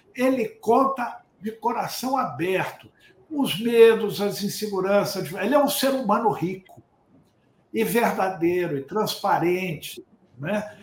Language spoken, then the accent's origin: Portuguese; Rio de Janeiro, Brazil; sou carioca né? e, e, e criei no, em Santa Teresa